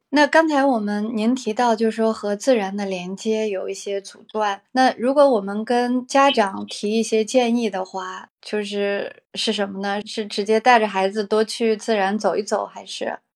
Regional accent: China; 好像我们中国人大部分人在三十来岁就放弃自己了

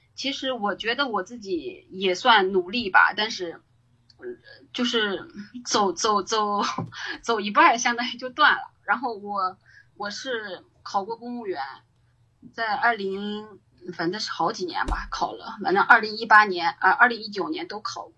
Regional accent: Shanxi, China; moved away as an adult; also born or lived in Beijing; now in Dalian, China; 在山西就是相当于从二零一三年做到二零一七年

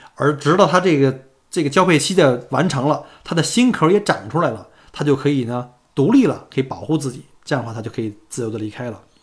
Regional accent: China; now in Melbourne, Australia; 作为一个中国人啊，小姑那是相当的自豪啊

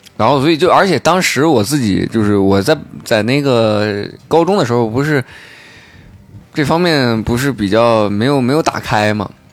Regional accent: China; moved away; 我老家不是沙庄的嘛

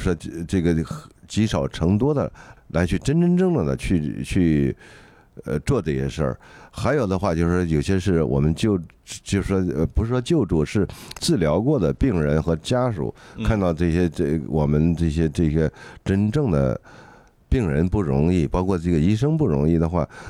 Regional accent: Henan, China; 我河南人这次这次这次也挺惨的，刚刚遭了这个水灾，又又又又又这次疫情又又弄的，

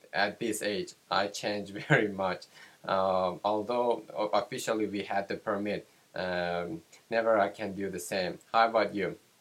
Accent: Tehran, Tehran Province, Iran; from Iran

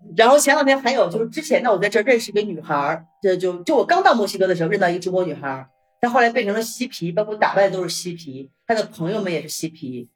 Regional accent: Northeast China, China; moved away as an adult; now in Mexico; 作为一个东北人嘛

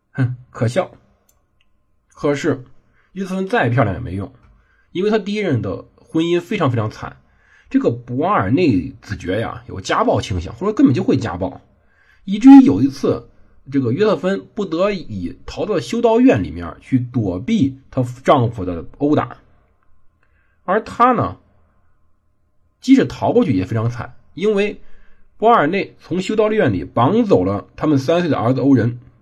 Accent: China; 我们中国人

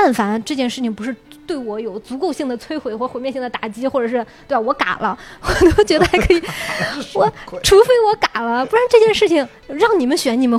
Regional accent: Xuzhou, Jiangsu, China; 对对对徐州

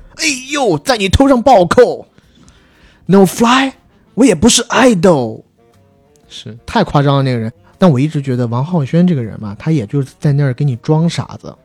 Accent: China; 我们作为中国人，基本上都是听得懂的

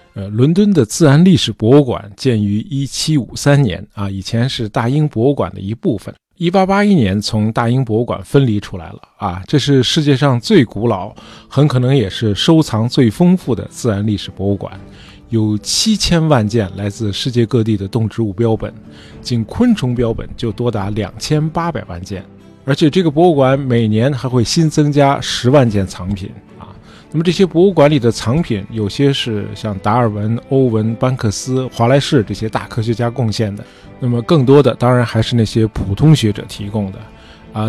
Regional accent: China; 我们中国人

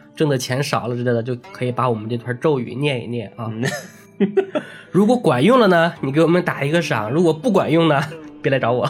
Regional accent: China; 我们中国人啊，因为道嗯。教是我们一个传统的宗教嘛

